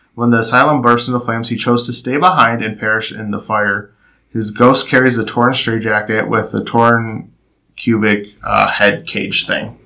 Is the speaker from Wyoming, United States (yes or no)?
no; Cleveland, Ohio, United States; we're from Cleveland